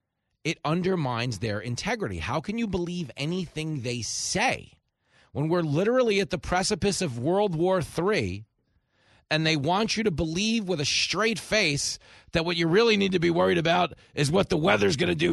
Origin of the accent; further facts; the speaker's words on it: Long Island, New York, United States; Where I grew up on Long Island, we had Grumman. And they were building rockets